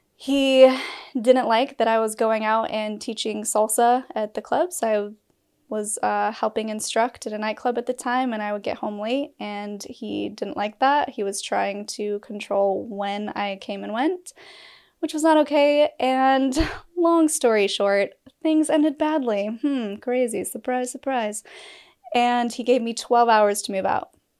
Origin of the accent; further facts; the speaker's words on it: Utah, United States; I'm from Utah